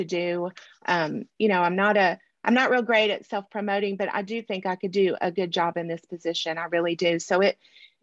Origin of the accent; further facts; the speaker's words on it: Dermott, Arkansas, United States; also born or lived in Monticello, Arkansas; I was born in Southeast Arkansas in Dermott. Grew up in Southeast Arkansas, graduated from Monticello High School